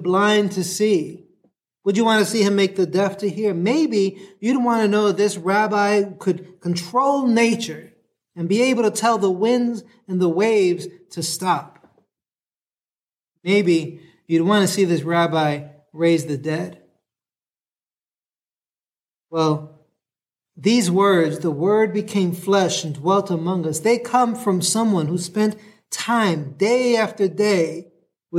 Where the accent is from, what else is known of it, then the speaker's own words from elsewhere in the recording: New York City, New York, United States; now in San Diego, United States; I'm from New York City